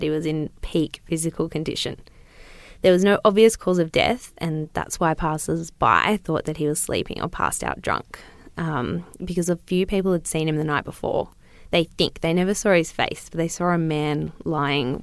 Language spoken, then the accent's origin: English; Newcastle, New South Wales, Australia; I am a bogan from Newcastle